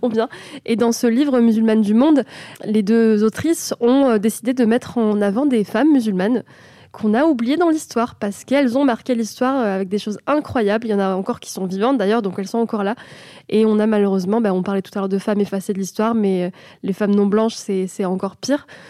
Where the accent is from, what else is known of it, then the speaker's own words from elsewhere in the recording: France; Mais quand tu es né de parents étrangers, tu n'es français que à ta majorité. Donc, j'ai été marocaine toute ma vie. J'ai eu une carte de séjour.